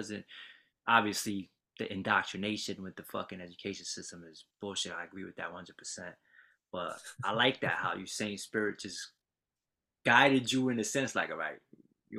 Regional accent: New York, United States; I'm a city boy, too. I'm from New York. Grew up in the city. Moved a bunch of times, just like you.

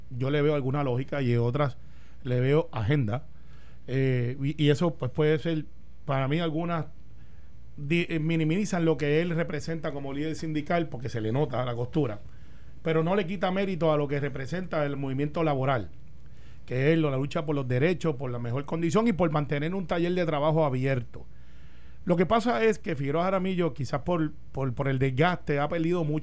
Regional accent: Puerto Rico; also born or lived in Santa Rosa (barrio); yo soy del barrio Santa Rosado, criado en, en Cantagallo.

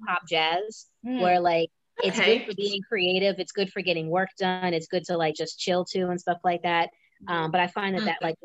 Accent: Massachusetts, United States; moved away; also born or lived in New York / Philadelphia; I grew up in Massachusetts. I lived in New York. I lived in Philly

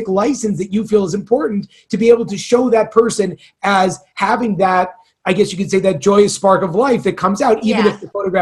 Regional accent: California, United States; moved away; I'm from California

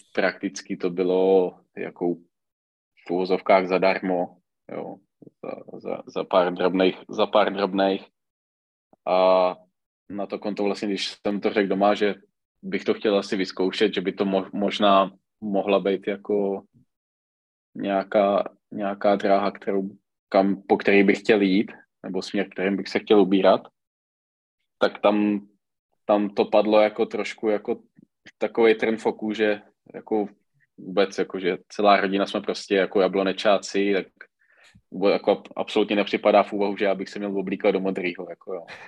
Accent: Czechia; U nás v Čechách většinou, když se na to podíváte, tak ty trenéři, pokud se hejbou, tak jde většinou trenér sám

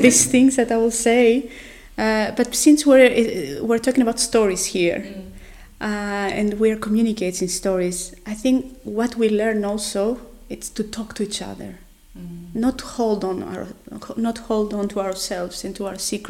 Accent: Greece; moved away as an adult; also born or lived in Netherlands; now in Oslo, Norway; I'm coming from Greece

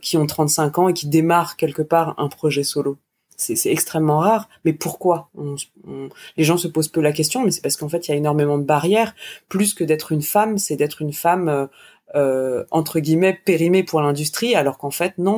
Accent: France; je suis vraiment française

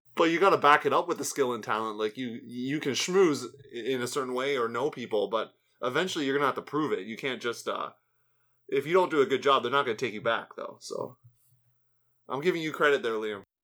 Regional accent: Canada; as a Canadian

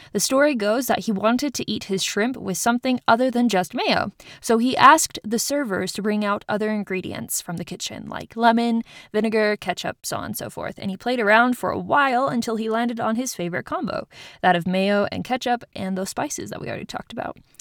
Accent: Utah, United States; my home state of Utah

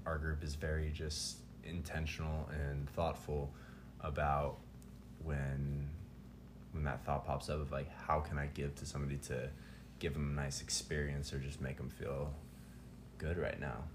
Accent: Tucson, Arizona, United States; moved away; also born or lived in Colorado; I grew up in Tucson for several years, and when I moved to Arizona, or sorry, when I moved to Colorado

